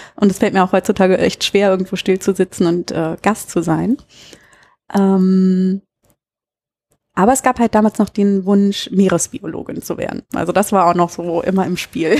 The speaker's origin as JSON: {"language": "German", "region": "Berlin", "country": "Germany", "also_born_or_lived": "Munich", "moved": "yes", "lives_now": "Münster, Germany", "said": "ich komme ursprünglich aus Berlin"}